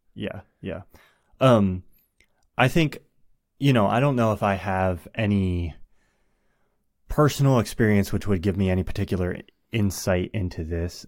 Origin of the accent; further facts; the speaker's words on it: United States; as an American